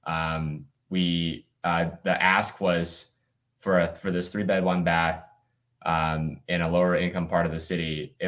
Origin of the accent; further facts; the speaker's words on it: Birmingham, Alabama, United States; also born or lived in China / Atlanta, Georgia; I grew up mostly in Birmingham, Alabama. My family was born in China and then moved here when I was about 6 years old. We lived in Atlanta for a couple of years before moving to Birmingham.